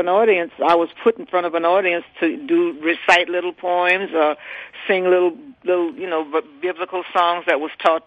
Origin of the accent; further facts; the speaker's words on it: New Orleans, Louisiana, United States; I'm from New Orleans. We don't get starstruck over nobody here.